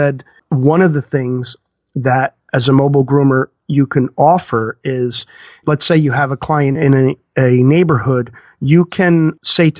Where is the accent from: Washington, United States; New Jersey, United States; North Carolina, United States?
New Jersey, United States; we're from New Jersey